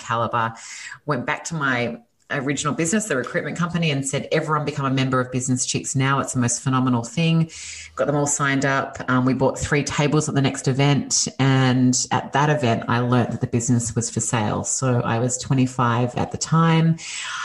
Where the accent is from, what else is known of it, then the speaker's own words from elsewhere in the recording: Australia; accent: Australian; moved away as an adult; now in California, United States; you can hear from my accent that I'm Australian originally. Moved to California 5 years ago